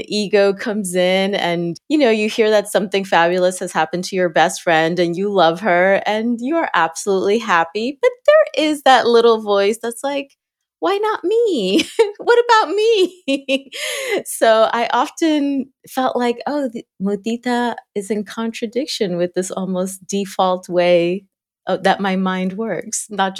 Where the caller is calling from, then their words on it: Cincinnati, Ohio, United States; I am calling in from a unusually sunny Ohio, Southwest Ohio, Cincinnati.